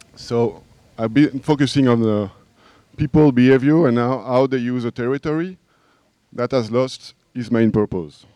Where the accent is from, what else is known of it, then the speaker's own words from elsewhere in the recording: France; English is a second language; now in Brussels, Belgium; I was born in France. Now I live